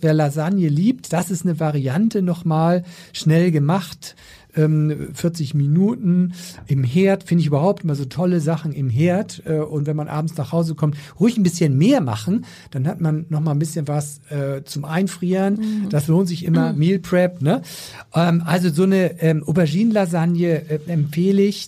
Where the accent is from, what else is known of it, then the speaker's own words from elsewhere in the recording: Schleswig-Holstein, Germany; ich komme ja so aus Schleswig-Holstein